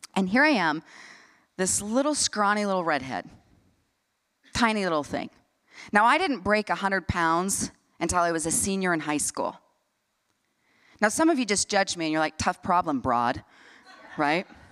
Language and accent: English; Salt Lake City, Utah, United States; I grew up here in Salt Lake City, Utah